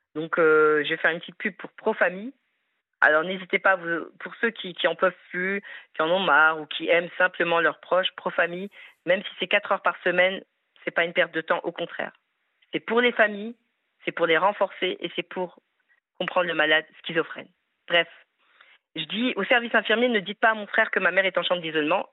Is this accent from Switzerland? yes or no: no; France; Je suis française, fière de l'être, avec des origines maghrébines